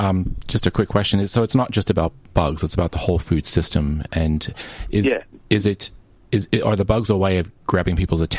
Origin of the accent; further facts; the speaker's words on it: New Jersey, United States; moved away; Northern New Jersey, right outside of New York.